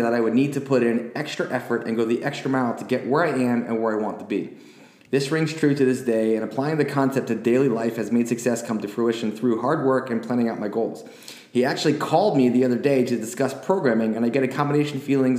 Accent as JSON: {"language": "English", "country": "United States", "said": "I'm American"}